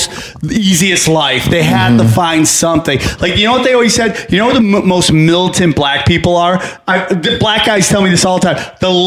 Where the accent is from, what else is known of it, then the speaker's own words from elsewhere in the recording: New York, United States; Upstate New York, dude.